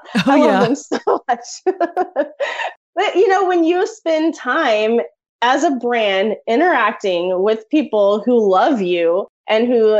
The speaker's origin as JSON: {"language": "English", "region": "Oklahoma", "country": "United States", "moved": "yes", "lives_now": "Wichita, United States", "said": "I'm from Oklahoma"}